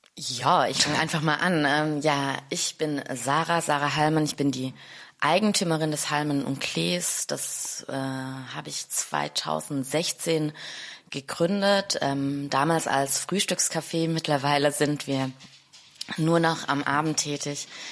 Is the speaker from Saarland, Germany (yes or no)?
no; Stuttgart, Baden-Württemberg, Germany; moved away as an adult; also born or lived in Neukölln, Berlin; now in Berlin, Germany; ich bin Stuttgarterin